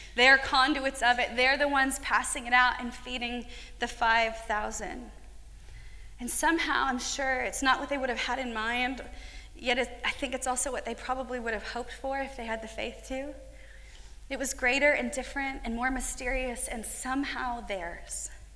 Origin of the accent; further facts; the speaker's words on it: United States; an American woman